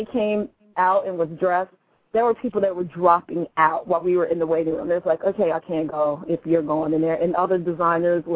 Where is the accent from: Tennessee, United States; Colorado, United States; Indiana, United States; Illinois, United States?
Illinois, United States; Chicago; moved away; I am from the Chi, 312.